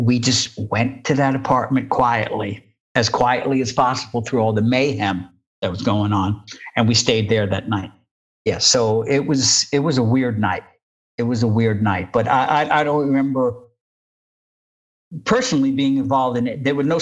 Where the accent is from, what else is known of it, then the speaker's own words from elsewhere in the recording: Jersey City, New Jersey, United States; I grew up in Jersey City